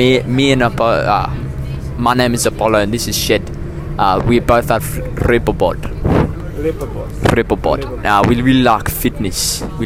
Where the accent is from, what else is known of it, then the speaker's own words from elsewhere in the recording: Cape Town, Western Cape, South Africa; also born or lived in Johannesburg; But, yeah, I was born in Johannesburg. And then when I was five years old, I moved to Cape Town.